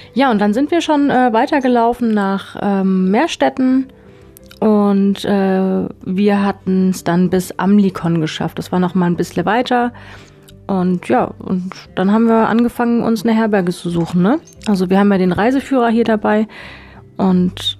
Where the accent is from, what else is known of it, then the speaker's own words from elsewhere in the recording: Konstanz, Baden-Württemberg, Germany; Wir kommen beide aus Konstanz